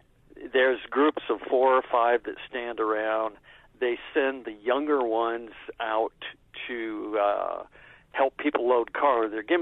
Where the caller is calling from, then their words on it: Englewood, United States; I'm from Englewood.